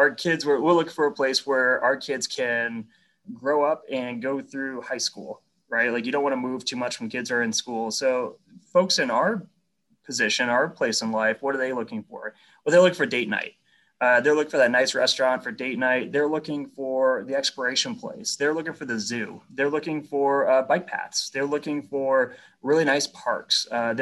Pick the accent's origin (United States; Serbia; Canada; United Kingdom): United States; New England; but frankly, I grew up in New England, right? Like we grew up watching the Patriots.